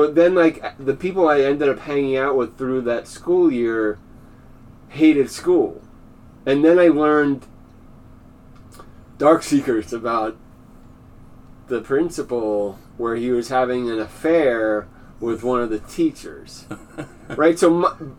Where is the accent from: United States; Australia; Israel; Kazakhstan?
United States; Valley Stream, New York; moved away as an adult; I'm from Valley Stream